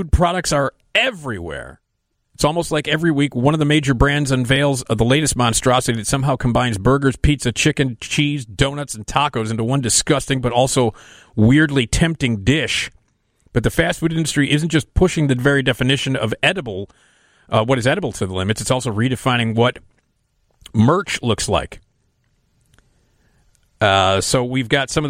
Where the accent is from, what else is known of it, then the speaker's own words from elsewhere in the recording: Chicago, Illinois, United States; I grew up on Addison, not far from the one at Elston.